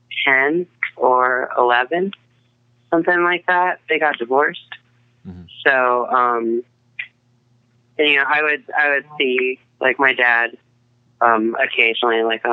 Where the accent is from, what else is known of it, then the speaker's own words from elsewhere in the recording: Boulder, Colorado, United States; also born or lived in Aspen, Colorado / Boston / Pittsburgh / Mechanicsburg, Pennsylvania; I think that was probably about like seven when we moved back out here. So, yeah, then I've lived here in Colorado ever since.